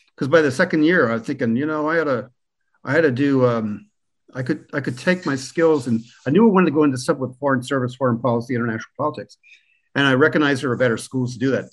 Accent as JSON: {"language": "English", "region": "Pennsylvania Dutch Country", "country": "United States", "tie": "born or raised there", "also_born_or_lived": "Germany", "moved": "as an adult", "lives_now": "Ireland", "said": "I was born in Pennsylvania Dutch territory where the signs for Trump are still up in the front yard and where people are proud Americans. So I grew up there among the Amish"}